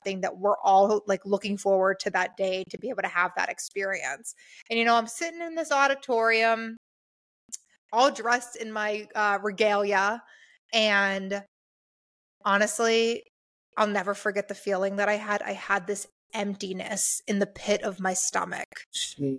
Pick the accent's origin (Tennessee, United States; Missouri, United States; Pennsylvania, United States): Pennsylvania, United States; Pittsburgh; moved away as an adult; now in Phoenix, United States; I'm from Pittsburgh, blue collar working class, Appalachia kind of area